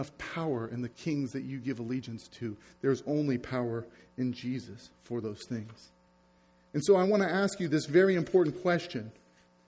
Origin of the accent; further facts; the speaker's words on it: United States; I'm American